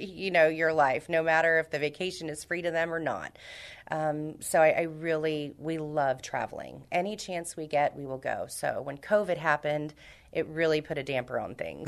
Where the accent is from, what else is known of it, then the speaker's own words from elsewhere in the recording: Houston, Texas, United States; moved away as an adult; also born or lived in Miami; now in San Antonio, United States; I'm from Houston originally. Uh, I was raised in Houston, born in Miami, Cuban blood